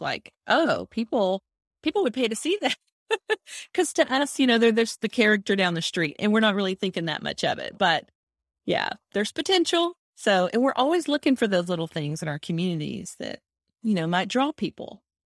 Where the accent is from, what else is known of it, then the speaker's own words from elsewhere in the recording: Texas, United States; accent: Texas; I'm in Texas, if you can't tell by my accent